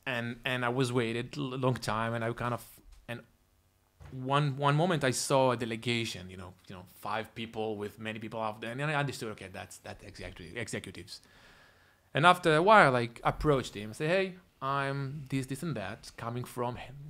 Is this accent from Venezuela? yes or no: no; Tel Aviv, Tel Aviv District, Israel; moved away as an adult; also born or lived in Toronto, Canada; I'm originally from Israel. Grew up in, uh, in Tel Aviv most of my life.